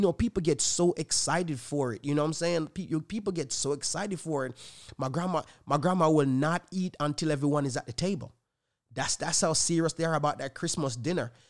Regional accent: Jamaica; moved away; I was born in Jamaica

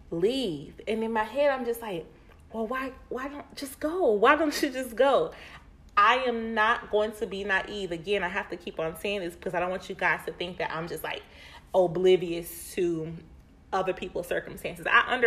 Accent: Winston-Salem, North Carolina, United States; there are so many people simply in my hometown of Winston-Salem that I see saying

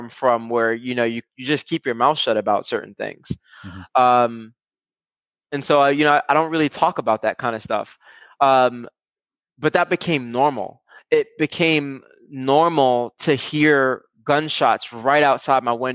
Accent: New York City, New York, United States; I grew up in Brooklyn, New York, for the most part.

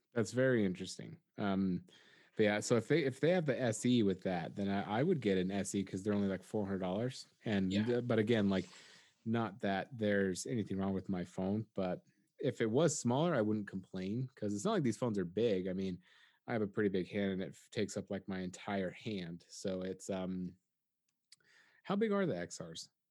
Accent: United States; I'm an American

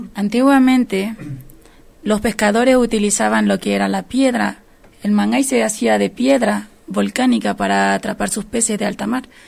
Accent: Rapa Nui, Valparaíso, Chile; Nosotros somos nativos de una tierra que está al medio del Pacífico Sur.

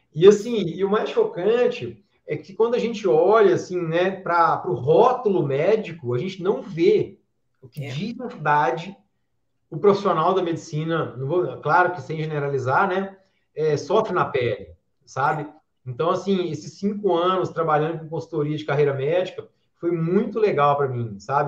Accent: João Monlevade, Minas Gerais, Brazil; also born or lived in Juiz de Fora; Eu sou aqui de, de João Monlevade, uma cidade aqui a mais ou menos 100 quilômetros de Belo Horizonte, interior de Minas Gerais, terra do pão de queijo, terra do uai.

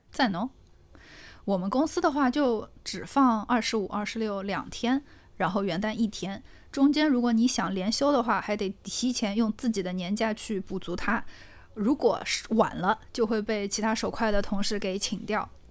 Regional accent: Northeast China, China; 咱们东北人

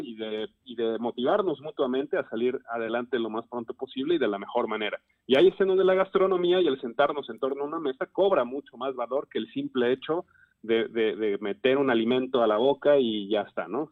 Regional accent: Puebla, Mexico; como poblanos

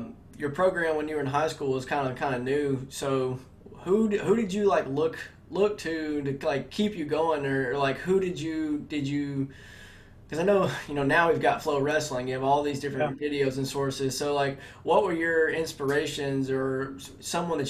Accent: Alabama, United States; I'm from Alabama

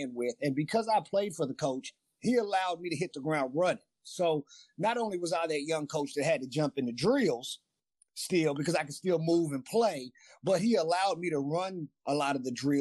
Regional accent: Louisville, Kentucky, United States; when I was in high school and growing up in Louisville, Kentucky

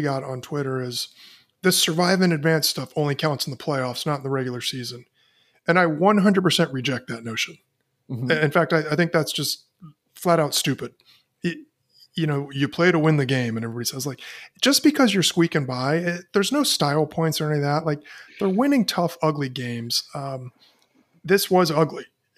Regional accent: Northern Virginia, United States; moved away as an adult; growing up in Northern Virginia

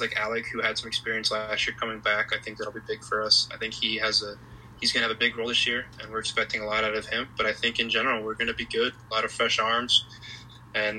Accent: Massachusetts, United States; I'm from Massachusetts

